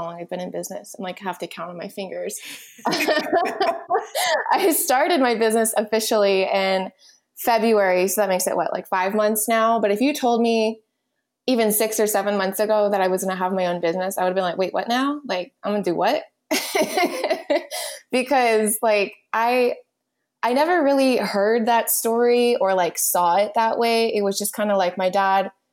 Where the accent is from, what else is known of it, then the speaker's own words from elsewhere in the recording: United States; I am a second-generation Cuban-American